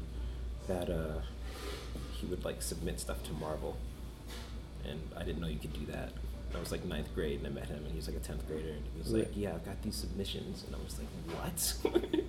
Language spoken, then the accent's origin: English; Washington, District of Columbia, United States; I grew up in Washington, D.C.